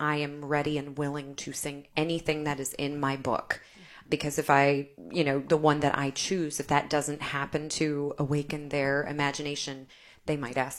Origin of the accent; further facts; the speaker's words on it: Festus, Missouri, United States; also born or lived in New York; now in St. Louis, United States; I am from Festus, which is about an hour south of here